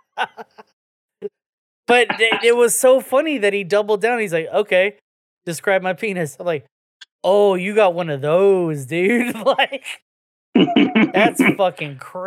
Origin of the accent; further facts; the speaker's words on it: the South, United States; we're from the South down here